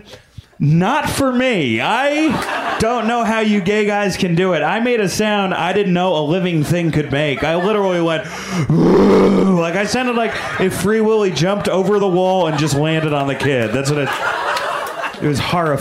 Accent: New York, United States; I'm a New Yorker

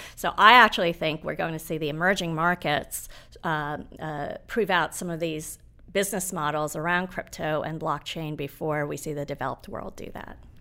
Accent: Nairobi, Kenya; now in United States; I was born in Nairobi.

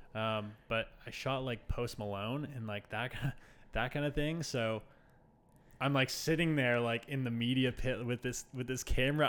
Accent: Toronto, Ontario, Canada; moved away as an adult; now in Halifax, Canada; I'm originally from Toronto

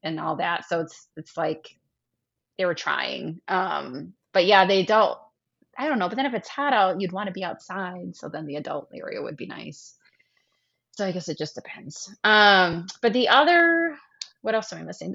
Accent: Midwest, United States; Even as a Midwesterner

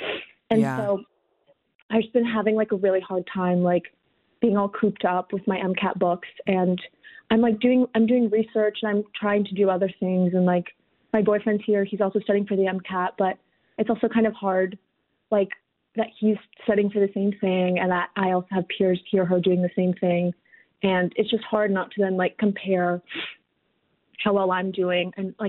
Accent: Palo Alto, California, United States; now in New Orleans, United States; So right now I'm from Palo Alto originally.

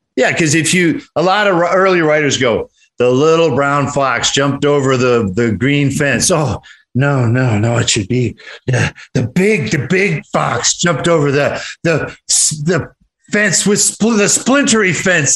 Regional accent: Detroit, Michigan, United States; also born or lived in Oregon; now in Los Angeles, United States; I'm from Detroit

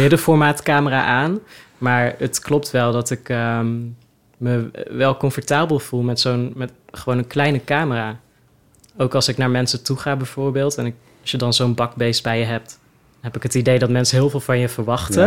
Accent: Oosterhout, North Brabant, Netherlands; moved away as an adult; also born or lived in Leeuwarden; Ik kom dus uit Oosterhout oorspronkelijk

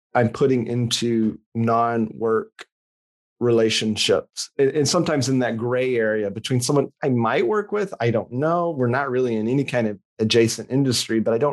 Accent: West Tennessee, United States; moved away as an adult; also born or lived in Memphis, Tennessee; now in Portland, United States; I grew up in a tiny farming community, 4,000 people in West Tennessee

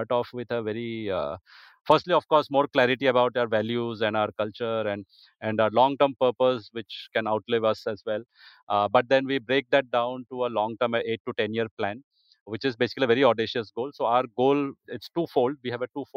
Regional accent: India; an Indian football lover

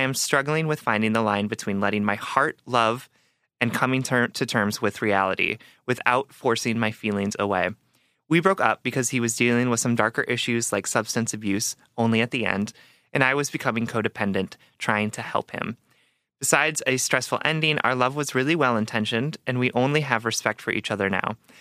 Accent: Wisconsin, United States; I'm from Wisconsin, right? So, yes, like, my parents could take me to restaurants as, like, at any age, and they could buy me booze

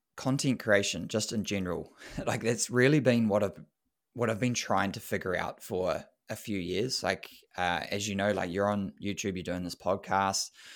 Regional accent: New Zealand; as a Kiwi boy

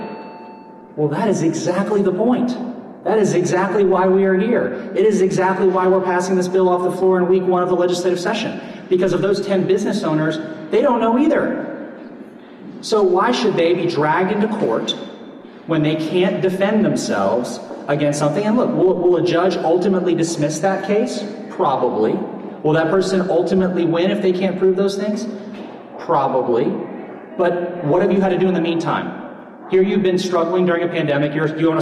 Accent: Pinellas County, Florida, United States; in my hometown in Pinellas County

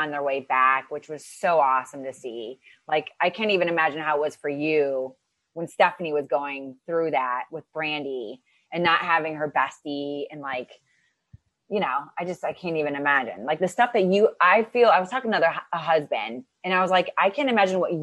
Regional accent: Ohio, United States; I'm from Ohio

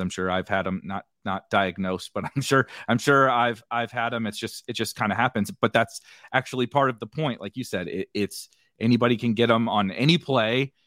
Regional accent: St. Louis, Missouri, United States; I'm from Saint Louis, was a big Saint Louis Ra-, Rams fan

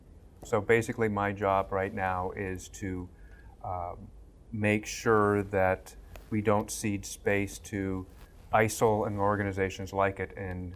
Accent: Southern California, United States; I grew up in Southern California

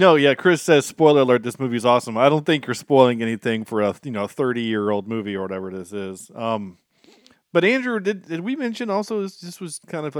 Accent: Ireland; I am Irish, mm-hmm.

